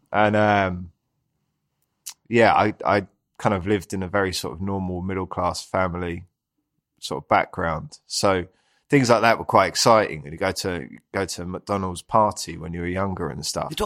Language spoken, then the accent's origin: English; London, United Kingdom; Uh, Southeast London. So yeah, and I've always kind of lived around there ever since. I love it down there. Uh, I live in Greenwich now, so that's a beautiful part of London.